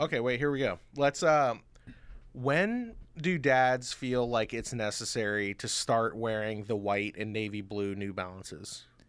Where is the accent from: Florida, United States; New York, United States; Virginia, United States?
Florida, United States; Orlando; I was born in Orlando, Florida.